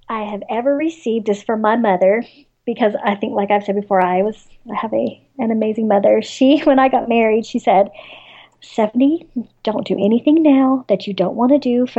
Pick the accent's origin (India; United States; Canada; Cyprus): United States; the South; So, of course, being a Southerner, I love Southern lit